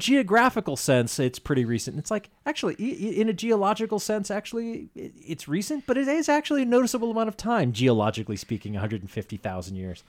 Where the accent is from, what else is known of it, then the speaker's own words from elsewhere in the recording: Andover, Massachusetts, United States; I grew up in Andover, Massachusetts